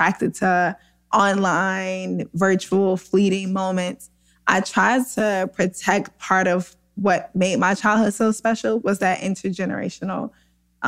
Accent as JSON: {"language": "English", "town": "St. Louis", "region": "Missouri", "country": "United States", "tie": "born or raised there", "said": "where we grew up in South St. Louis in a class exploited neighborhood"}